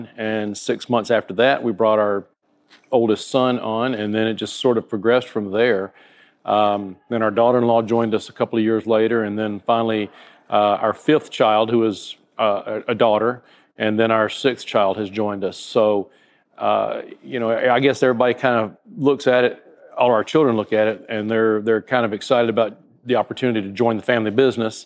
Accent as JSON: {"language": "English", "region": "North Alabama", "country": "United States", "tie": "born or raised there", "moved": "yes", "lives_now": "Southwest Florida, United States", "said": "I grew up in North Alabama"}